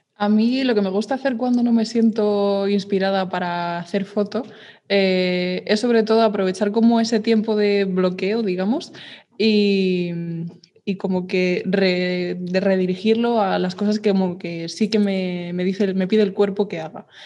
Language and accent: Spanish; Madrid, Community of Madrid, Spain; soy de Madrid de toda la vida